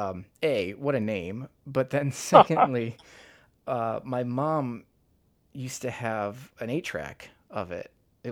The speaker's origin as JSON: {"language": "English", "town": "Chicago", "region": "Illinois", "country": "United States", "said": "So you're fellow Midwestern. I'm from Chicago, north side of Chicago"}